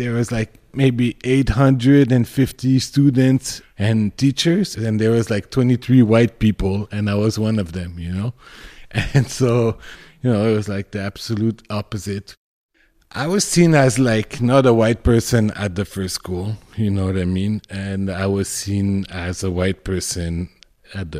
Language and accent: English; Montreal, Quebec, Canada; I grew up in the Myland. It's a multicultural neighborhood in Montreal